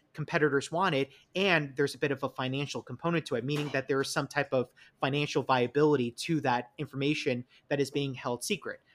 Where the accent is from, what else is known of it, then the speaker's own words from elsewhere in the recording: New York, United States; accent: New York; it's my New York accent